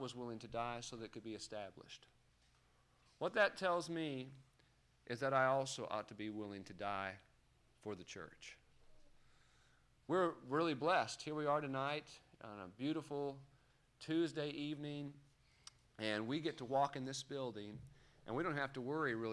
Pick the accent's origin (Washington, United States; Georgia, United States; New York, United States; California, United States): California, United States; Los Angeles; When I was growing up in Los Angeles County